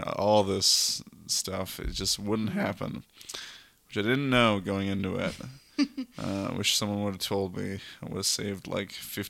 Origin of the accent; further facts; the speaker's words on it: Red Deer, Alberta, Canada; I'm 21 years old. I grew up in Red Deer, which is a fun city.